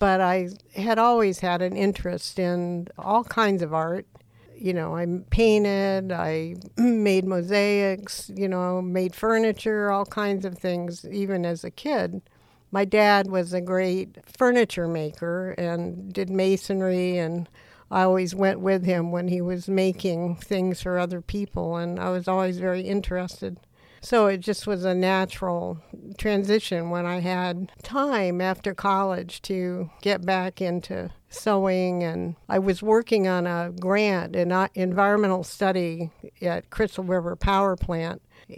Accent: Panama; born there; My father was a Navy pilot, and I was born in Panama in Central America. And we moved around a lot because of his occupation in the Navy.

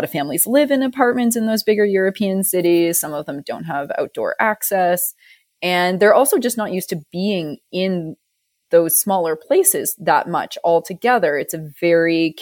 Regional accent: Ontario, Canada; now in Calgary, Canada; You're not from the West. As neither am I. We're both Ontario girls.

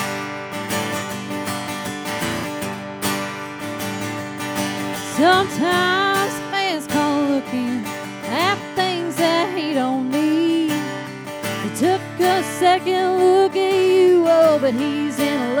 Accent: Liberty, Kentucky, United States; moved away as an adult; also born or lived in Bowling Green, Kentucky / Nashville, Tennessee; now in Frisco, United States; I'm originally from Kentucky. I'm from a little three stoplight town that would have been showcased in Hee Haw back in the day. Uh-huh. Called Liberty, Kentucky. Yeah. And I moved out of there when I was 18 to go to college

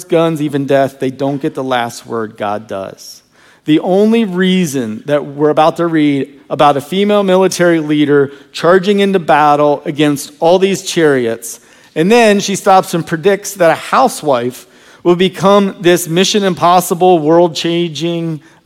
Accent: Virginia, United States; I grew up in Virginia, and I used to hunt all over the woods behind my house

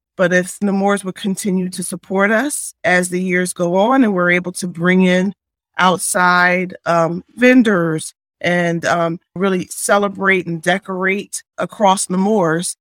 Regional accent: Philadelphia, Pennsylvania, United States; I am originally from Philadelphia

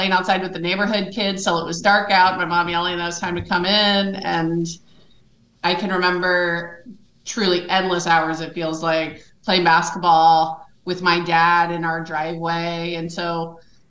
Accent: Evansville, Indiana, United States; now in Northern California, United States; I might live in Northern California now, but I am a Hoosier. I was born in Indiana and I grew up in Evansville, Indiana.

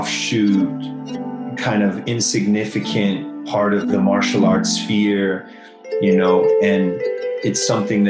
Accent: United States; I'm from the United States

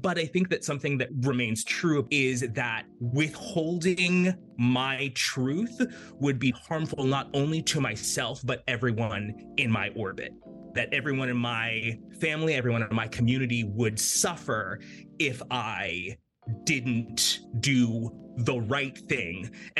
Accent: Florida, United States; also born or lived in Jamaica / United Kingdom; I was born in Jamaica. I grew up in South Florida, lived in a lot of different places.

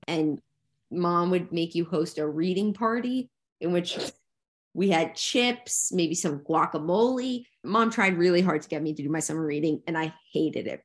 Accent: New Jersey, United States; we grew up in New Jersey where it was bitter, bitter cold

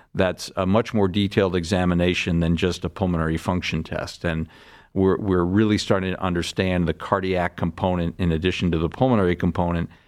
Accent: Larchmont, New York, United States; moved away as an adult; also born or lived in Boston; now in Cleveland, United States; I'm from, uh, a town outside of New York City called Larchmont, New York. That's where I grew up

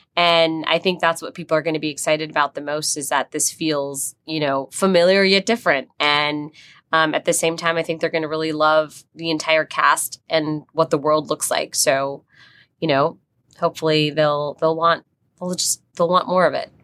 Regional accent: New Jersey, United States; someone who grew up in, um, in Jersey

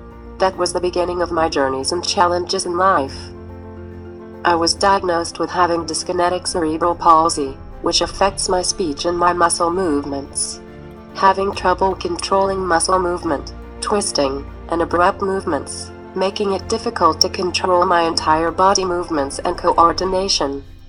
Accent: South Hackensack, New Jersey, United States; also born or lived in Elizabeth, New Jersey; I'm from South Hackensack, New Jersey.

